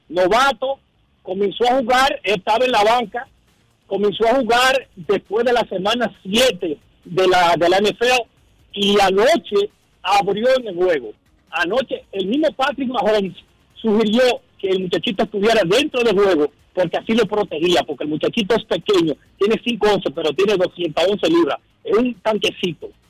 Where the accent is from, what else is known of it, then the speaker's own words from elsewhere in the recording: Dominican Republic; now in New Jersey, United States; yo como dominicano